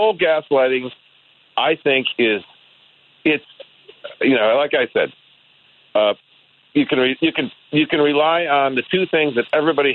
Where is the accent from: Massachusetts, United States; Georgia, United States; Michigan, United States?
Michigan, United States; Detroit; moved away; I grew up in Detroit